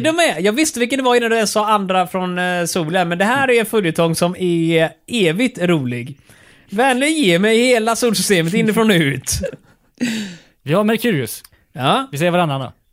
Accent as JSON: {"language": "Swedish", "region": "Skåne", "country": "Sweden", "said": "jag är skåning"}